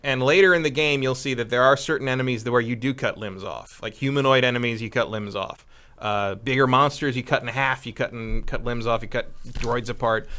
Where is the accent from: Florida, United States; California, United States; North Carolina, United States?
California, United States; Northern; I grew up in Northern California